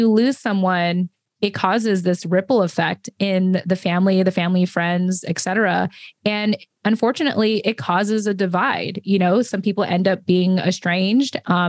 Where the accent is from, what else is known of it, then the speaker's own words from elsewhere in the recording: United States; it gave my siblings and I an opportunity to be born and raised as Americans. And so, you know, we're Filipino Americans specifically.